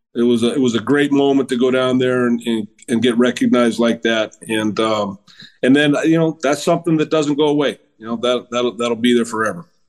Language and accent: English; Hayward, California, United States; I grew up in Hayward, which is uh, about 10 miles from Oakland